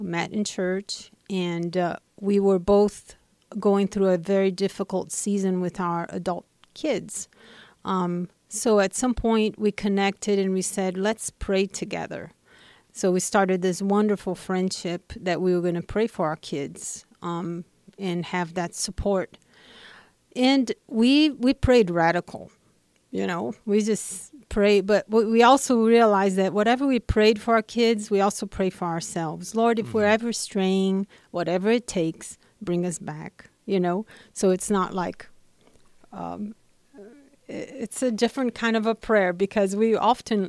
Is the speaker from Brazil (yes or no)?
yes; Brazil; moved away; I'm originally from Brazil